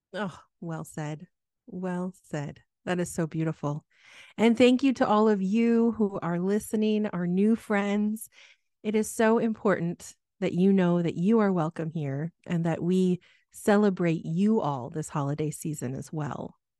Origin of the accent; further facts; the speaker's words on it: Midwest, United States; growing up in the Midwest